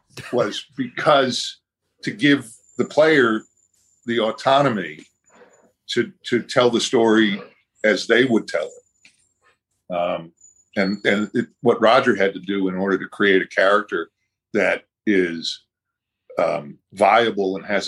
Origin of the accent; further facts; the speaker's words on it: Boston, Massachusetts, United States; Boston, which is my hometown